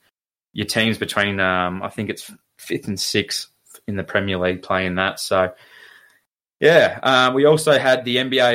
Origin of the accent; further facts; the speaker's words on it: Shepparton, Victoria, Australia; we're from Shepparton.